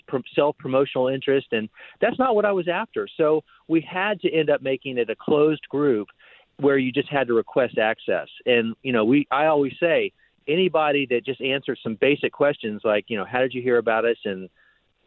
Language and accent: English; Miami, Florida, United States; when I was 8 years old growing up in Miami.